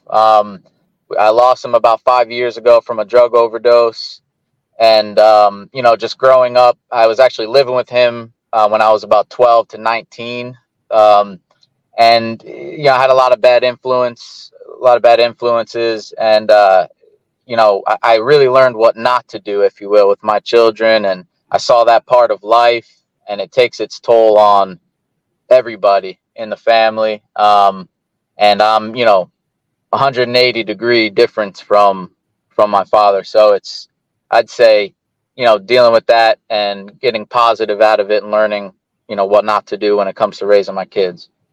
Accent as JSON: {"language": "English", "region": "Pennsylvania", "country": "United States", "tie": "born or raised there", "said": "growing up in Pennsylvania"}